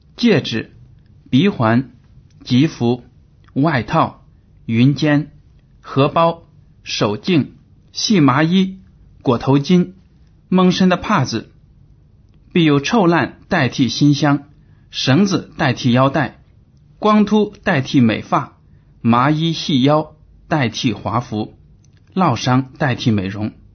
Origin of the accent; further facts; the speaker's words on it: China; 我们中国人在这个生活水平上有了很大的提高